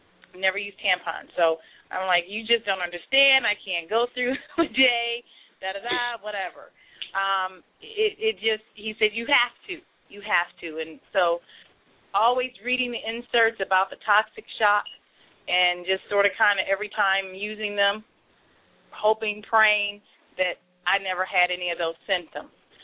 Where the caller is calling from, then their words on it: Cleveland, Ohio, United States; I'm calling from Cleveland, Ohio